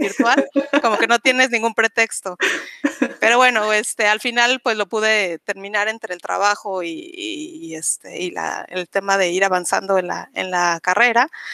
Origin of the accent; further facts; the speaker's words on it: Mexico City, Mexico; moved away as an adult; also born or lived in Spain / Cancún, Quintana Roo; now in Playa del Carmen, Mexico; yo soy originaria de la Ciudad de México